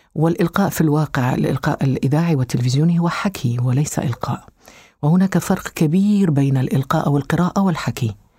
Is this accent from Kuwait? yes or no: no; Algeria; moved away as an adult; also born or lived in Switzerland